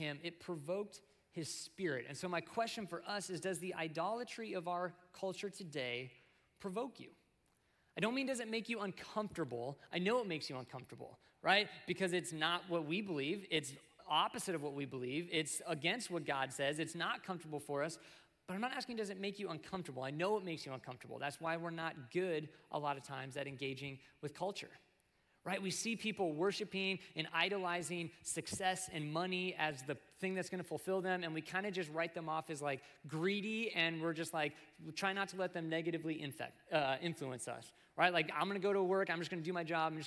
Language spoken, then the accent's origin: English; United States; as American Christians